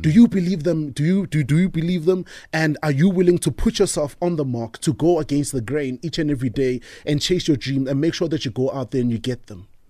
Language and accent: English; Tembisa, Gauteng, South Africa; I grew up in the Thembisa area